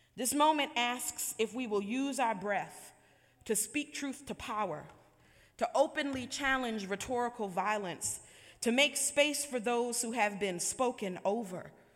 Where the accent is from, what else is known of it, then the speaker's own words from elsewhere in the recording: Buffalo, New York, United States; the community members I grew up with in Buffalo, New York